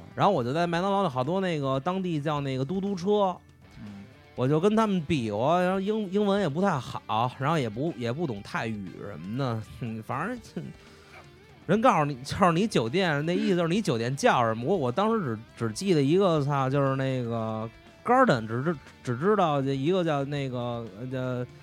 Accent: Changchun, Jilin, China; 我是来自长春的

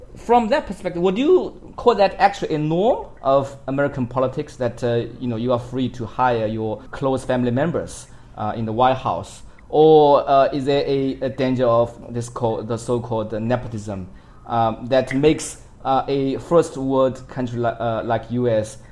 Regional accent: China; myself as a Chinese

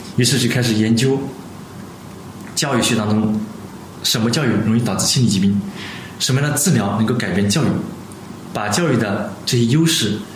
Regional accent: China; 我们中国人跟西方人有差别

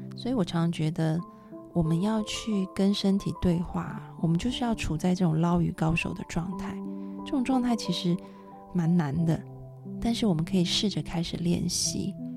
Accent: Taiwan; 我们小时候在台湾，晚上都会有夜市

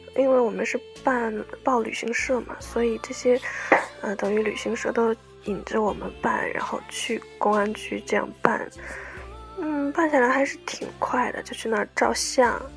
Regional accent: China; 我们大陆这边年年翻修啊，然后拆迁

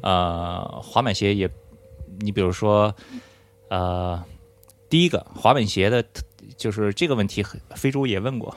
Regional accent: Qingdao, Shandong, China; 我是青岛人

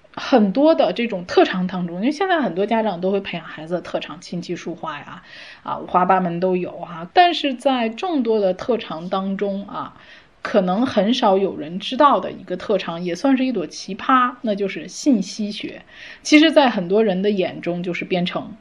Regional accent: China; 我们中国人

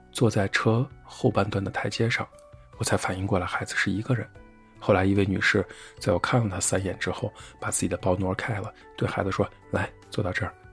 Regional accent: China; 我们都是从中国来的外国人

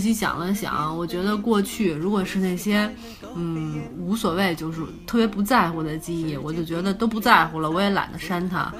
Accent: China; 这种片儿是咱们大陆人拍出来的

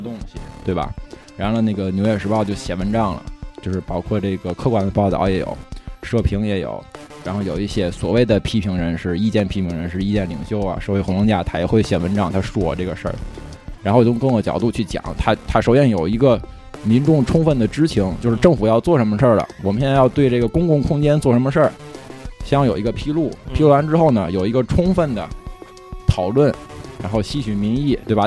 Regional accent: Tianjin, China; 我作为一个古董组长的天津卫娃娃

